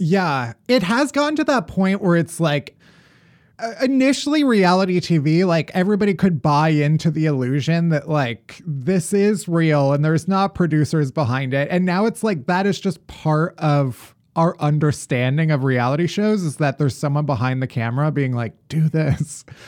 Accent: Alsip, Illinois, United States; The town I grew up in is Alsip

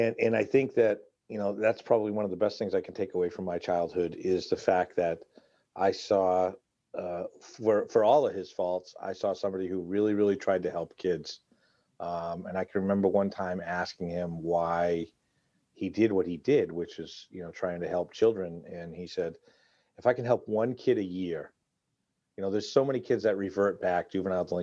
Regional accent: Massachusetts, United States; I grew up in Massachusetts

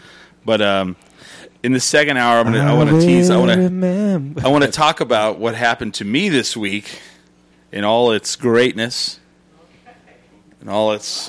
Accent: Clovis, New Mexico, United States; And I'm from Clovis

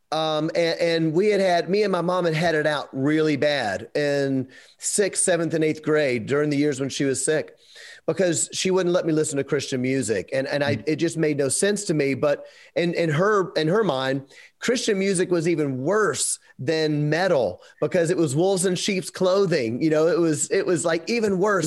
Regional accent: Memphis, Tennessee, United States; We're from Memphis

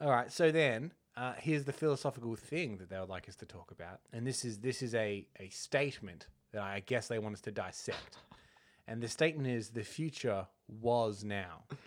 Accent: Australia; accent: Australian; we, we're, we're Australian, if the, uh, nasally accents didn't give that away

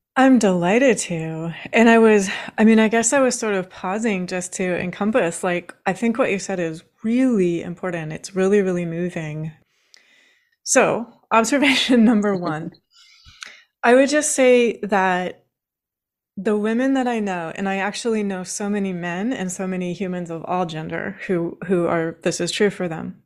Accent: Washington, United States; I grew up in Washington State

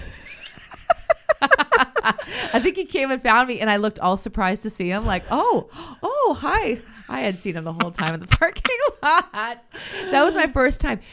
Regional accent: St. Catharines, Ontario, Canada; I grew up in Saint Catharines

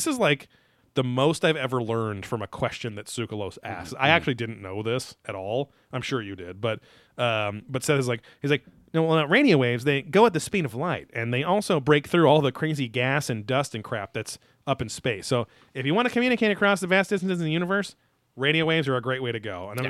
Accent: United Kingdom; MUFON, because I'm British, and I say it with the French accent.

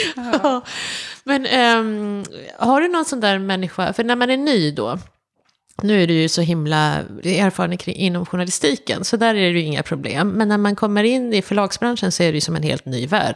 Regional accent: Malmö, Skåne, Sweden; moved away; jag är ju uppvuxen i Skåne också, i Malmö

